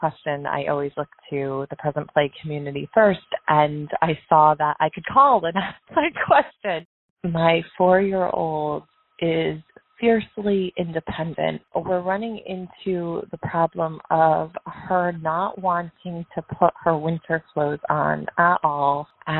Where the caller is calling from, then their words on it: New Hampshire, United States; I'm calling from New Hampshire.